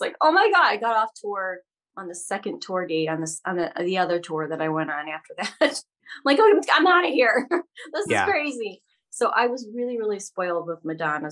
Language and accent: English; Ohio, United States; moved away; I'm from Ohio originally, and I grew up in a very Midwestern family.